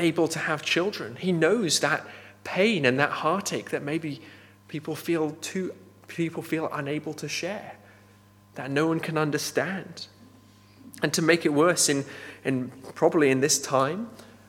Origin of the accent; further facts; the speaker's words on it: Nepal; moved away; Growing up in Nepal, I knew there's a caste system there.